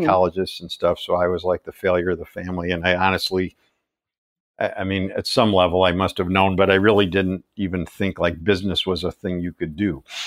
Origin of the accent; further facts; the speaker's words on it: Chicago, Illinois, United States; moved away as an adult; now in Ann Arbor, United States; I grew up in Chicago